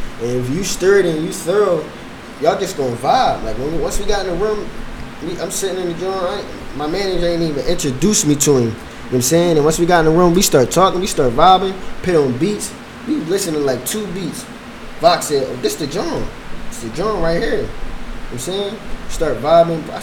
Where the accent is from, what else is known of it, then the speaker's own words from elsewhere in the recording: Philadelphia, Pennsylvania, United States; We come from Philly